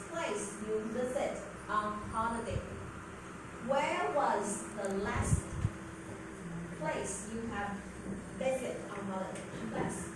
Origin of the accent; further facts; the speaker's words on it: Taichung, Taiwan; English is a second language; moved away as an adult; now in Kinmen, Taiwan; my hometown is Taichung